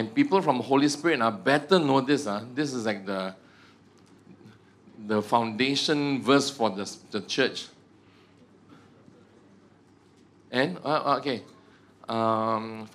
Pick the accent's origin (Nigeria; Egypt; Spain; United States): Egypt; I'm from Egypt. Do you know that I'm from Egypt?